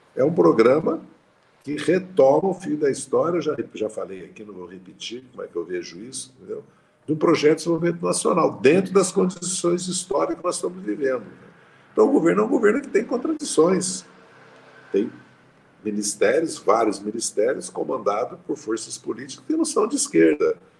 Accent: Passa Quatro, Minas Gerais, Brazil; lá na minha cidade, Passa Quatro

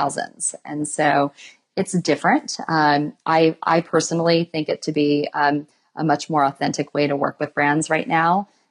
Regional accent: West Coast, United States; we're from the West Coast

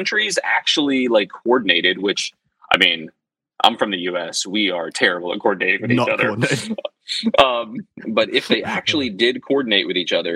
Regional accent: United States; as an American

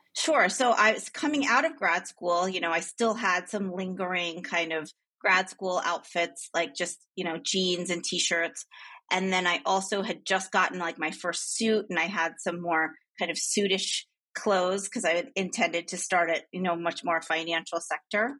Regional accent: New Jersey, United States; moved away as an adult; also born or lived in Boston; now in New York City, United States; I grew up in New Jersey

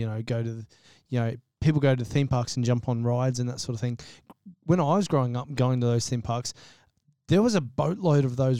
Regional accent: Gold Coast, Queensland, Australia; The Gold Coast, you know, is, I mean, I've only ever lived here, but is absolutely my favourite place in the world to be. I literally couldn't imagine growing up anywhere else.

